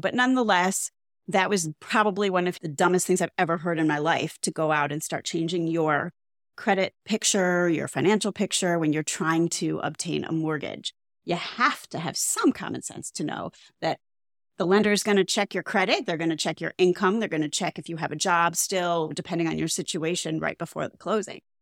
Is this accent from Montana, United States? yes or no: no; Cleveland, Ohio, United States; now in South Florida, United States; I come from Cleveland, Ohio, where, like, H O As are few and far between